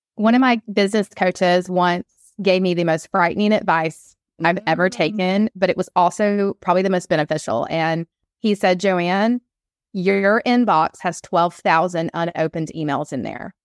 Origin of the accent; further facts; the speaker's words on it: Atlanta, Georgia, United States; I'm on the East Coast, I'm from Atlanta